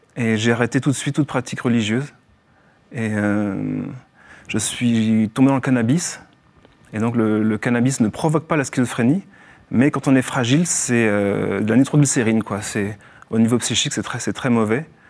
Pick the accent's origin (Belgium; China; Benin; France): France; Morlaix, Finistère, Brittany; moved away as an adult; also born or lived in Paris region; now in Lourdes, France; je suis né en Bretagne, à Morlin-Finistère-Nord